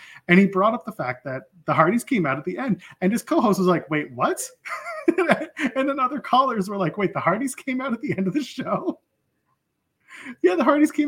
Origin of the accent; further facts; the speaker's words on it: Canada; I'm Canadian